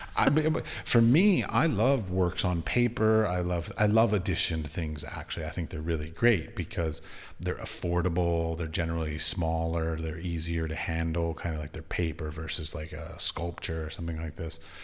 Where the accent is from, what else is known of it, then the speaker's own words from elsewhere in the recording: United States; moved away; I'm from America